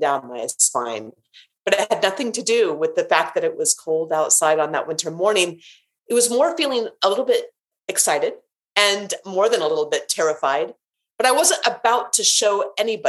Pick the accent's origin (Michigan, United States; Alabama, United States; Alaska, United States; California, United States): Alaska, United States; moved away as an adult; also born or lived in North Carolina; I grew up in Alaska